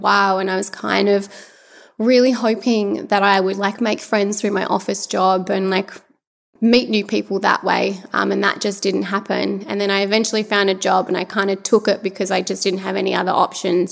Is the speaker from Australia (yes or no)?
yes; Adelaide, South Australia, Australia; moved away as an adult; now in Melbourne, Australia; So I'm actually originally from Adelaide, but I have lived in Melbourne for coming on nearly like 11 years now. So all of my family are back in Adelaide